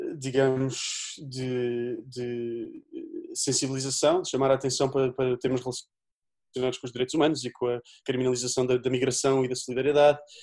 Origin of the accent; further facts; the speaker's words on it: Azambuja, Lisbon, Portugal; sou da Zambuja